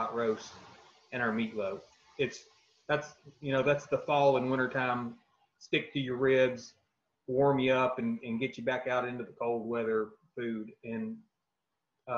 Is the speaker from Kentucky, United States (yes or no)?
yes; South Central Kentucky, United States; growing up in South Central Kentucky on a tobacco farm